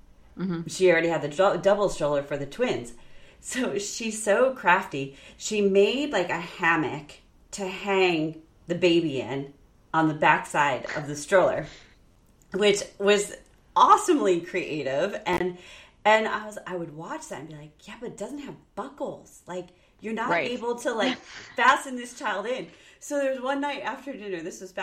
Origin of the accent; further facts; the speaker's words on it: New York, United States; also born or lived in Illinois; when we moved from Illinois to New York when I was in fourth grade going to fifth grade